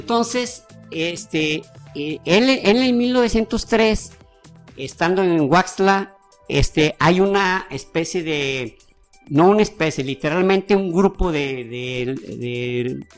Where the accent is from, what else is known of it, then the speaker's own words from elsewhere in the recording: Mexico; Pues como mexicano y como personaje que Dicho sea de paso, todos los países deseamos tener un personaje que muestre una calidad humana